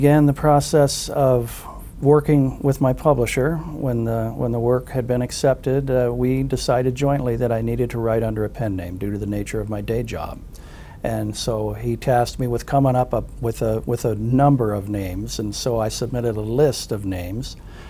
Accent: Nampa, Idaho, United States; I was a military brat, and my father retired in the area of Boise, Nampa, Idaho, to the 20 miles to the west of Boise when I was in junior high. So I went to junior high and high school there.

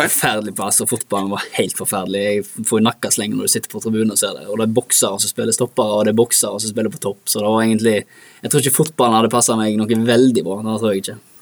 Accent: Bremnes, Vestland, Norway; Og så begynte jeg bare med organisert idrett når sånn fem-seks alderen, i Bremnes idrettslag

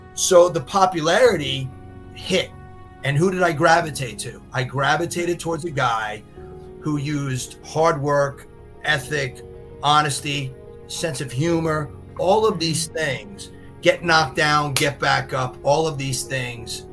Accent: Brooklyn, Long Island, New York, United States; I was raised Jewish and we moved from Brooklyn to Long Island

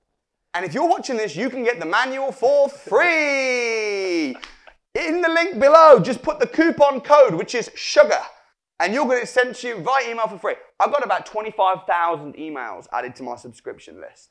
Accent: Wolverhampton, West Midlands, United Kingdom; I'm from Wolverhampton

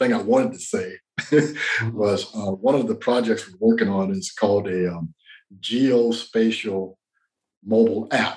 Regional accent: South Carolina, United States; I'm from South Carolina

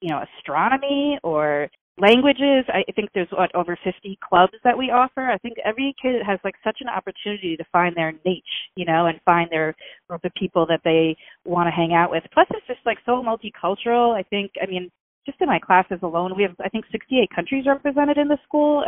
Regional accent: Pelham, New York, United States; moved away as an adult; also born or lived in New Rochelle, New York; now in Stamford, United States; I grew up in Pelham

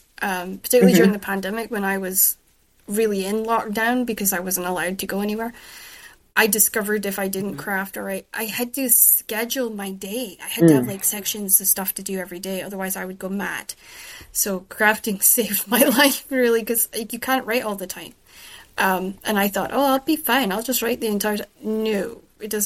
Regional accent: United Kingdom; also born or lived in Shetland / mainland Scotland; I'm British

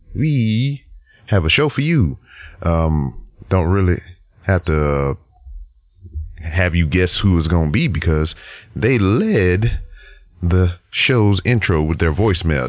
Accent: Lake Charles, Louisiana, United States; moved away; I'm here in my hometown of Lake Charles, Louisiana.

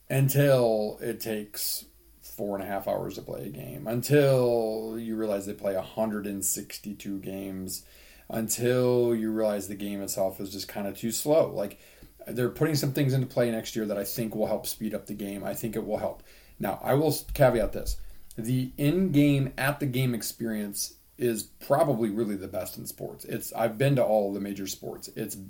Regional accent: Indianapolis, Indiana, United States; Even when I grew up in Indianapolis

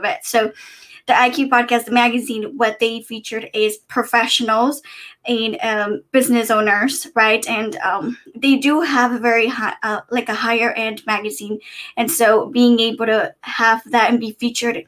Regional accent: San Diego, California, United States; also born or lived in East Coast; I'm from San Diego, California. I was born and raised

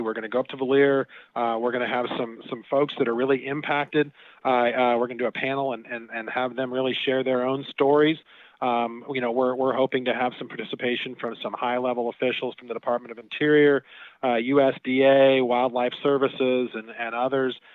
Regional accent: Arizona, United States; we had wolves in, in our backyard growing up in Arizona

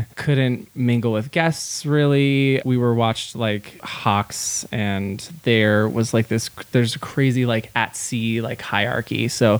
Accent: San Jose, California, United States; moved away as an adult; also born or lived in New York City / Montana; I'm from San Jose, California. And I moved to New York City when I was 19 and I lived there till I was 29.

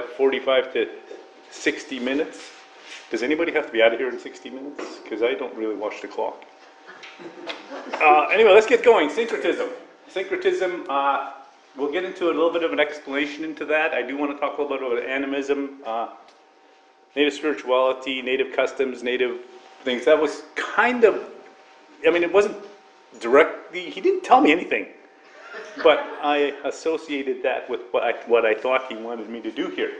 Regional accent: Northern Alberta, Canada; now in Toronto, Canada; I'm originally from Northern Alberta

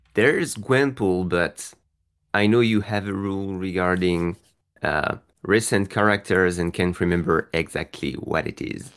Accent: France; I'm from France

